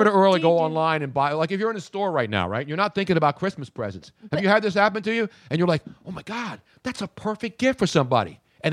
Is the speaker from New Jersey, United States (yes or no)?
no; Philadelphia, Pennsylvania, United States; I'm just Italian from Philly. I'm not angry. I'm from South Philly.